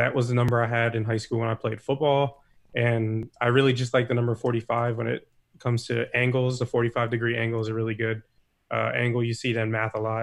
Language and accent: English; Dover, Delaware, United States; moved away as an adult; also born or lived in Baltimore County, Maryland; now in Odenton, United States; I'm from Dover, Delaware. That's right in the center. It's the capital. And that's where I grew up most of my life until I went to college